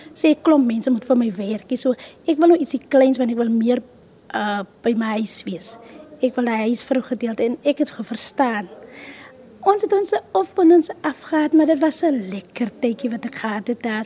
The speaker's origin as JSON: {"language": "Afrikaans", "town": "Kakamas", "region": "Northern Cape", "country": "South Africa", "said": "Ek is oorspronklik van Kakamas"}